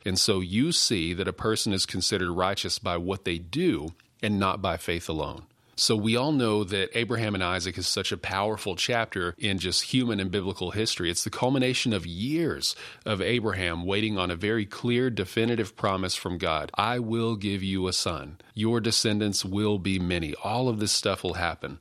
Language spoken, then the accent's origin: English; West Texas, United States; also born or lived in Odessa, Texas / Pecos, Texas / Fort Stockton, Texas; now in Maypearl, Texas, United States; I'm a West Texas kid. I grew up in Odessa, Pecos, Fort Stockton